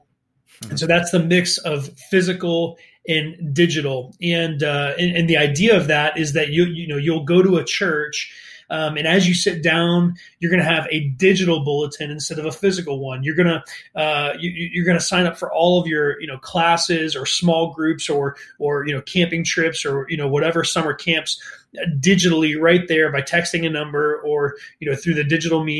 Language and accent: English; northeastern Ohio, United States; moved away as an adult; now in St. Louis, United States; I grew up in Ohio, northeastern Ohio